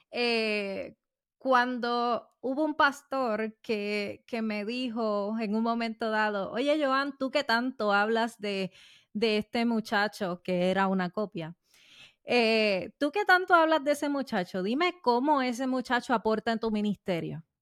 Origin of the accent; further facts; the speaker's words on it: Puerto Rico; somos boricuas, somos boricuas y el tono sube.